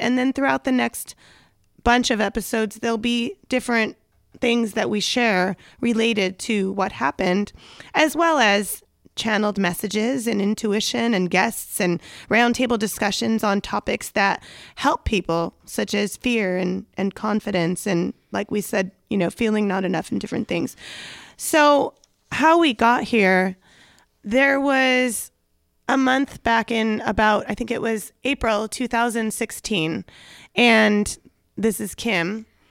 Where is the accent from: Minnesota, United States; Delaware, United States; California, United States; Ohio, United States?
California, United States; Los Angeles; accent: Valley Girl; I'm from the San Fernando Valley, so you may hear a little Valley Girl accent that comes out accidentally.